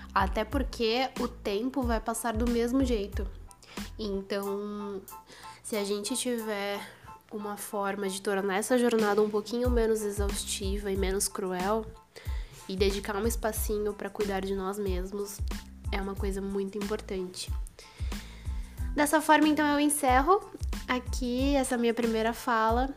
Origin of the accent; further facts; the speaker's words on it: São Paulo, Brazil; sou de São Paulo